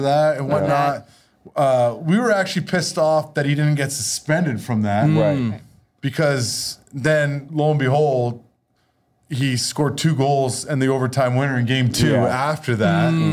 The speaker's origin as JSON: {"language": "English", "town": "Vancouver", "region": "British Columbia", "country": "Canada", "tie": "born or raised there", "moved": "yes", "lives_now": "Boston, United States", "said": "I got to do it in my hometown"}